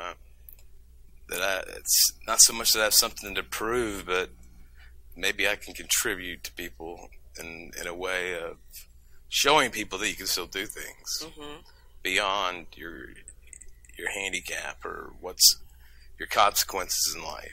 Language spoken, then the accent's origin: English; Texas, United States; We're from Texas